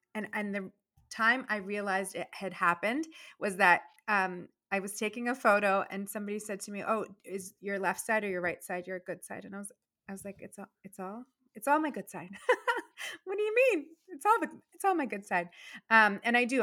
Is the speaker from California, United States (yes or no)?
no; Virginia, United States; moved away as an adult; also born or lived in Boston; now in Massachusetts, United States; when I first started school in Virginia